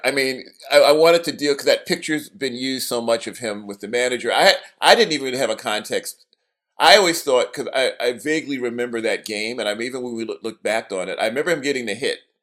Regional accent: New York City, New York, United States; I grew up in Brooklyn

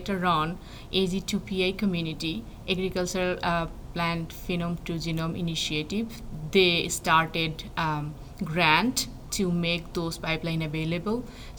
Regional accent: Bangladesh; English is a second language; Well, I am from a developing country. If you know, Bangladesh is a developing country

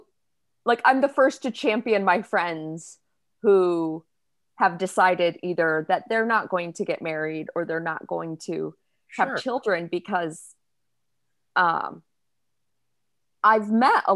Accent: Midwest, United States; I grew up in the Midwest in a Christian community

